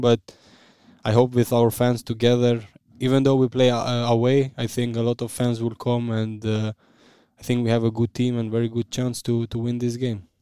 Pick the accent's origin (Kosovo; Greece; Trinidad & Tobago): Kosovo; Vushtrri; English is a second language; moved away as an adult; now in Bremen, Germany; I was born in Vushtri. I, I lived always there.